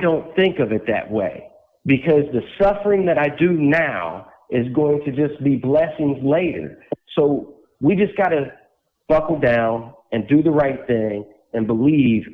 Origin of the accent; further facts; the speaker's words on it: West Palm Beach, Florida, United States; In 1979, I was born in West Palm Beach, Florida.